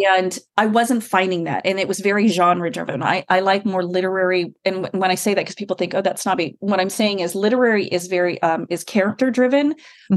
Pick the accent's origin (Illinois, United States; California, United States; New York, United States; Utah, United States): California, United States; I wrote every radio company I could in California because I'm from California